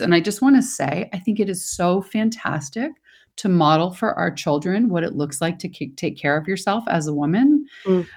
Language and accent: English; Toronto, Ontario, Canada; moved away; I'm originally from Toronto